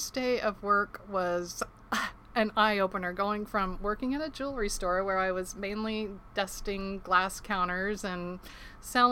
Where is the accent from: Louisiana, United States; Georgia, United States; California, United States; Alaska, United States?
Alaska, United States; Ketchikan; I was born and raised in Ketchikan, Alaska